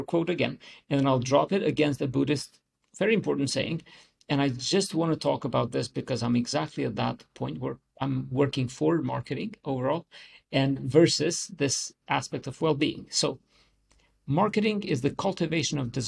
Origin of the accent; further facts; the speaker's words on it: Kosovo; So I'm from Kosovo